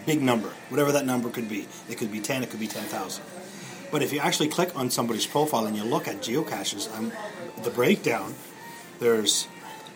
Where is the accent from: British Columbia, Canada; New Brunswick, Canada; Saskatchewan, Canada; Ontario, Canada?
New Brunswick, Canada; Moncton; When I grew up in Moncton.